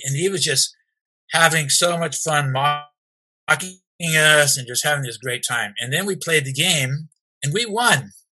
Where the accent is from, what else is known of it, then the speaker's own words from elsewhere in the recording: California, United States; also born or lived in Nashville, Tennessee / South Pasadena, California; I was about four and a half or five years old when we moved to California